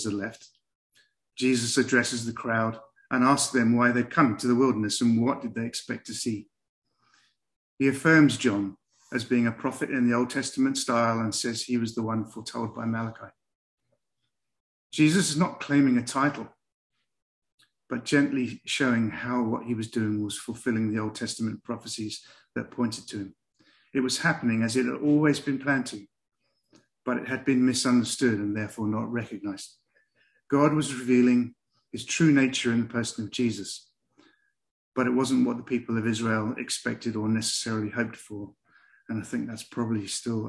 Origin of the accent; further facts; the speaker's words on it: England, United Kingdom; accent: English; I'm English